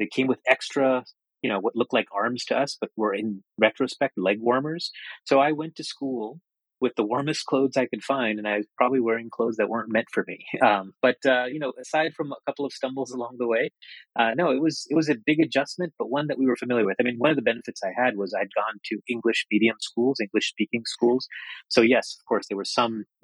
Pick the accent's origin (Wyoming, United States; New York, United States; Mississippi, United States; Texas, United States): New York, United States; New York City; also born or lived in Calcutta, India; when we decided to emigrate to the States, I grew up in Queens. We moved to Flushing, New York